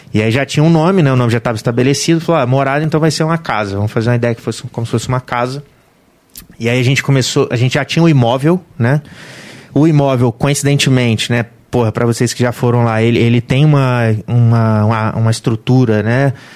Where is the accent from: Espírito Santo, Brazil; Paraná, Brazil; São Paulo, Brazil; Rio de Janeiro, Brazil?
Rio de Janeiro, Brazil; Volta Redonda; eu sou de Volta Redonda, né, cara? Nascido e criado em Volta Redonda